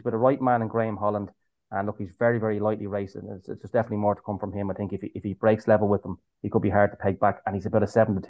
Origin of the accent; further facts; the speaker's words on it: Swords, Leinster, Ireland; my hometown here in Swords, although I'm a long way from Swords at the moment.